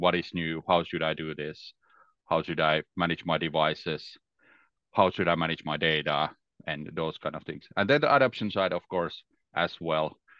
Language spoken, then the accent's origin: English; Finland; English is a second language; I'm from Finland, so it's December. It's very dark here